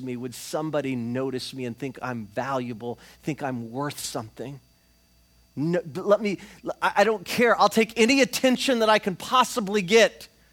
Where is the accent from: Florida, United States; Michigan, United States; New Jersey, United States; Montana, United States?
Florida, United States; we're from Florida